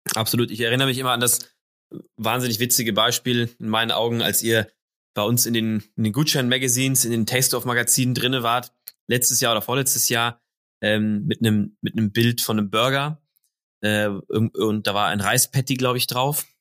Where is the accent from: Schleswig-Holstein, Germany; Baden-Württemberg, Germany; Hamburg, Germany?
Hamburg, Germany; als Hamburger